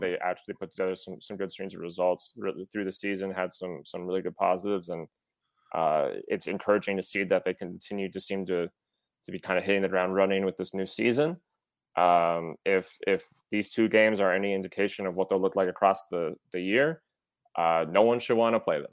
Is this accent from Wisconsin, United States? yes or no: yes; Wisconsin, United States; I'm, I'm from Wisconsin, not Minnesota